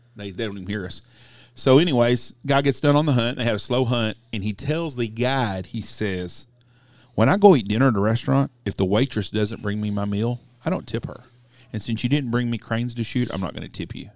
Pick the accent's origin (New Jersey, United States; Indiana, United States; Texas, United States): Texas, United States; I'm a Texan